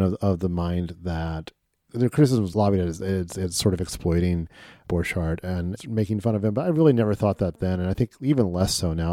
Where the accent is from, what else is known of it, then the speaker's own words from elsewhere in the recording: Midwest, United States; a Midwesterner